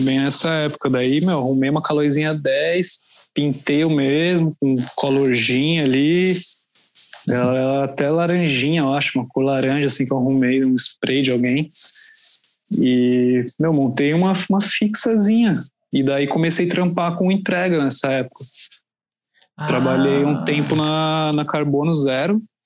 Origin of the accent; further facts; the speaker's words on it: Santo André, São Paulo, Brazil; moved away as an adult; now in São Paulo, Brazil; Eu sou de Santo André, na verdade, no, ah, no ABC, ABC. Paulista. Uhum. E hoje em dia eu moro aqui em São Paulo, já tenho uns 5, 6 anos. Mas morava ali no ABC, uma cidade bem pacata, assim, bem tranquila. Foi muito bom ter crescido ali